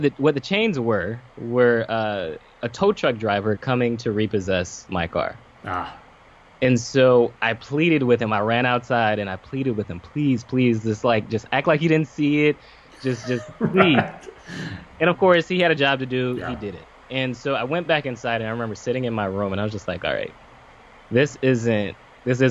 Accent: Pompano Beach, Florida, United States; I'm from Pompano Beach, Florida, but here in Boca, went to Lane University

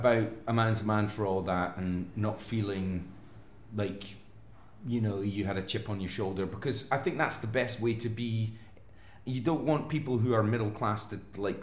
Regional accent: Fife, Scotland, United Kingdom; moved away; I grew up in Fife as well

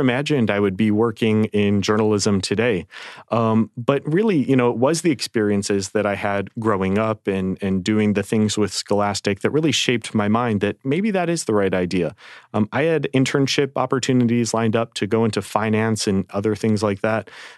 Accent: a small town in the Midwest, United States; moved away; I grew up in a town of maybe 5,000-6,000 people

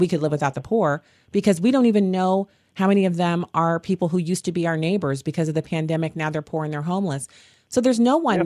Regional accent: United States; as an American

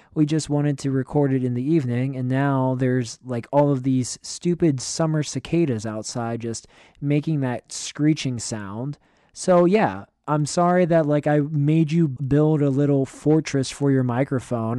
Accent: Western Pennsylvania, United States; I grew up in Western Pennsylvania.

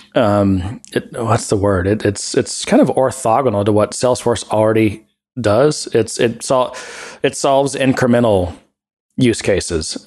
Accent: Texas, United States; moved away; also born or lived in Ohio; I'm from Texas

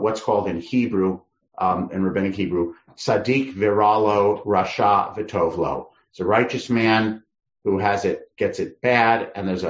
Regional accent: Northeast, United States; moved away as an adult; now in California, United States; I grew up in the Northeast

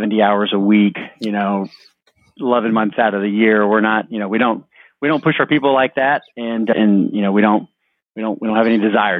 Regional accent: Houston, Texas, United States; I'm from Houston, grew up in town, kind of lived all over

